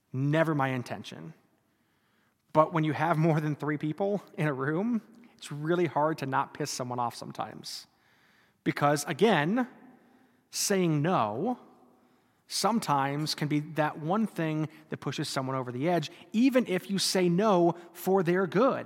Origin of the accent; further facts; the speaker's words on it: North Dakota, United States; I grew up in North Dakota